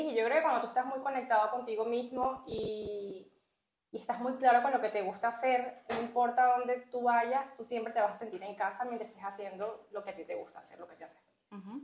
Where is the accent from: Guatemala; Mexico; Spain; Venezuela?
Venezuela; moved away as an adult; now in Canada; pude ejercer la enfermería por más de una década en mi país, en Venezuela.